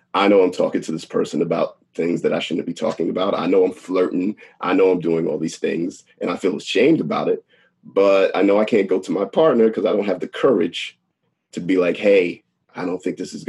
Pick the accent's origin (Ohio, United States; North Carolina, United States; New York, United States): New York, United States; Long Island; I'm from Long Island